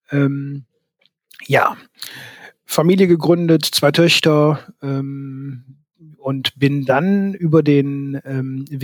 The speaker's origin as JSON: {"language": "German", "town": "Aachen", "region": "North Rhine-Westphalia", "country": "Germany", "tie": "born there", "said": "Ich bin 1973 geboren in Aachen"}